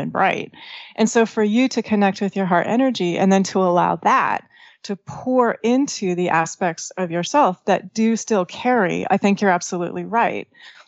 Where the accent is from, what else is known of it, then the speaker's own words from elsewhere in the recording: northeast Washington State, United States; I was born in Washington State and kind of like the northeast corner of the state.